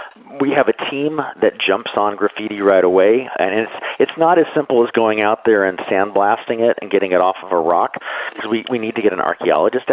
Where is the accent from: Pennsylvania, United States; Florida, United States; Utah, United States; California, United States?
California, United States; San Diego; I grew up in San Diego